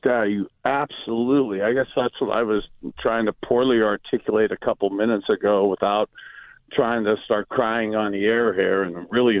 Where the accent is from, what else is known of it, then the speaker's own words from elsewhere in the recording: Youngstown, Ohio, United States; I know as Browns fans, you know, myself in particular, growing up in Youngstown